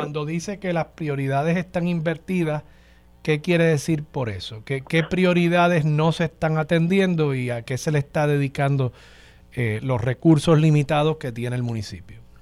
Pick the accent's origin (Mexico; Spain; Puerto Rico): Puerto Rico